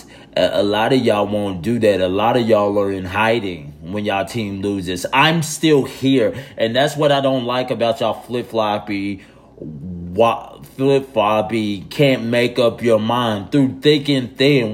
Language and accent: English; Tulsa, Oklahoma, United States; my hometown city